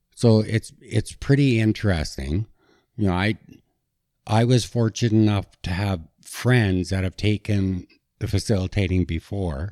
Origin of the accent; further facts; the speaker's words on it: Kelowna, British Columbia, Canada; I grew up in Kelowna, British Columbia